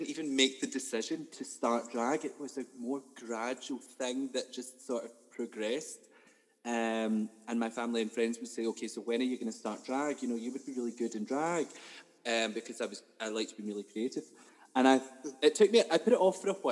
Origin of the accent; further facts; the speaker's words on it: Ayrshire, Scotland, United Kingdom; moved away as an adult; now in Glasgow, United Kingdom; I am Scottish. I'm from Ayrshire, but I am mainly based in Glasgow now